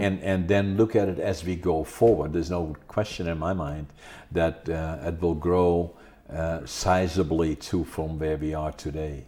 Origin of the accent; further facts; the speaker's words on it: Netherlands; now in Prince George, Canada; I was born in Holland